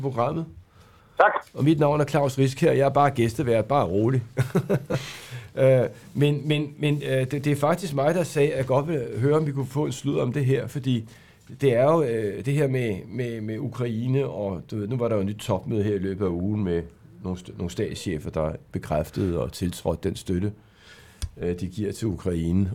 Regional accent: Denmark; vi er mange danskere

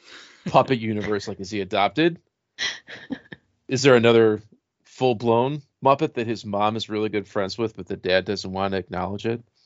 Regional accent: Rochester, United States; we had Young Life where I grew up in Rochester

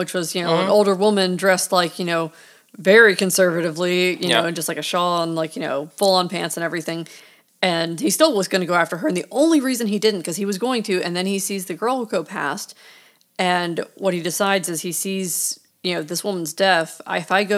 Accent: Maryland, United States; I grew up in Maryland where we had a very large deaf population

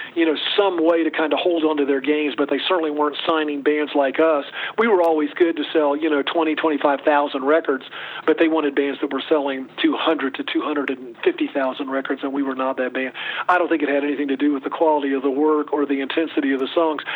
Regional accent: Chapel Hill, North Carolina, United States; I grew up in Chapel Hill, North Carolina

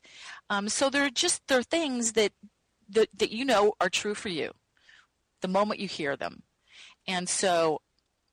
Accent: the Bible Belt, United States; moved away; also born or lived in California; I grew up in the Bible Belt

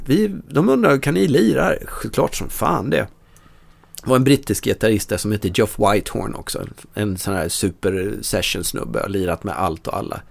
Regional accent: Dalarna County, Sweden; moved away; jag kommer från Dalarna, från en, en brännvinskultur.

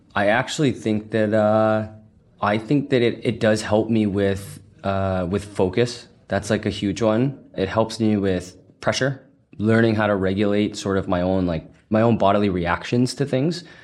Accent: Massachusetts, United States; moved away as an adult; now in San Francisco, United States; Originally from Massachusetts, so definitely still an East Coast guy

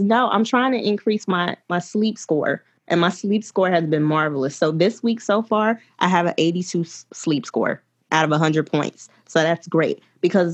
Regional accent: Alabama, United States; I'm from Alabama.

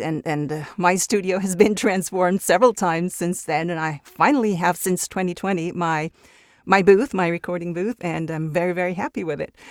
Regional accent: Mexico; first language Spanish; English is a second language; also born or lived in Italy; I grew up in Mexico, so I was two when we moved to Mexico. So I would say my, my strongest language is Spanish

